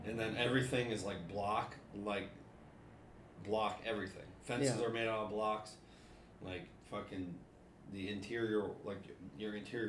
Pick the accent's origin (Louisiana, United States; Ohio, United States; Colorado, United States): Ohio, United States; I'm from Ohio.